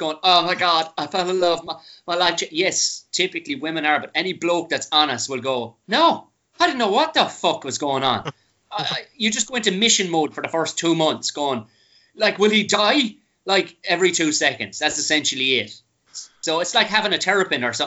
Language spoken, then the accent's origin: English; Tipperary, Munster, Ireland; moved away; I was a redneck from Tipperary